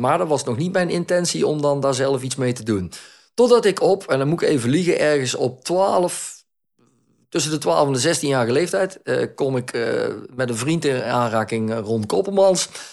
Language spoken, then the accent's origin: Dutch; Netherlands; now in Belgium; Ik ben een Nederlander. Ik ben opgegroeid in Nederland